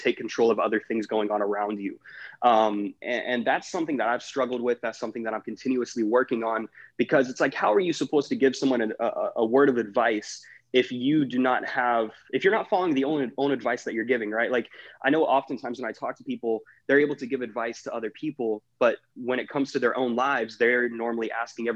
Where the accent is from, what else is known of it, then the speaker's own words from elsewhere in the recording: Jacksonville, Florida, United States; I'm originally from Jacksonville, Florida